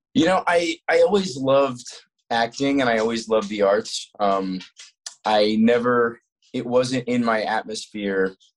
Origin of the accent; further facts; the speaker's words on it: Colorado, United States; also born or lived in Florida; we moved from Florida to Colorado when I was eight